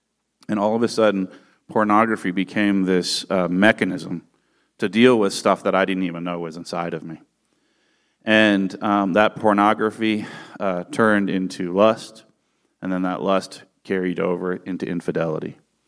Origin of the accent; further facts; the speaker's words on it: California, United States; And I grew up in the San Francisco Bay Area. My family is from Northern Europe